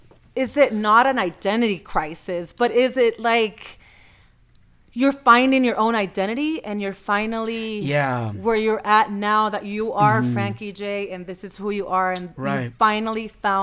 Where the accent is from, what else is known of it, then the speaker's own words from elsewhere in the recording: Puerto Rico; now in Los Angeles, United States; I'm Puerto Rican, so I was born and raised in Puerto Rico